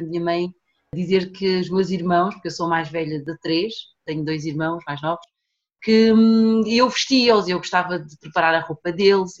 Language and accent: Portuguese; Portugal; also born or lived in São Tomé and Príncipe; nasci em Santo Tomé e Príncipe, uhum. vim para Portugal muito pequenina com os meus pais, eu tinha 4 anos